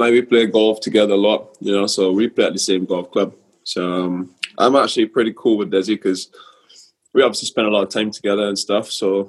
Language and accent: English; Bridgetown, Barbados; But yeah, growing up in Barbados for me was actually quite fun. You know, I went to Charles Tipperary Primary School